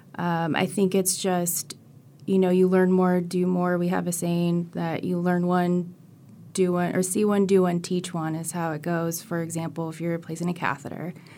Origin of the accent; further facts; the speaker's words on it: California, United States; moved away as an adult; now in Florida, United States; I'm actually from California, and they had a job posting at U F, and that's how I g, ended up here